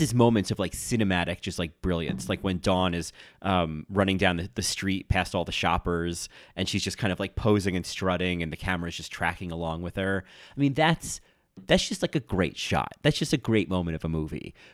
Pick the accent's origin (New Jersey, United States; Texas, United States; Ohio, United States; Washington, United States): New Jersey, United States; now in New York, United States; I grew up in New Jersey. I live in New York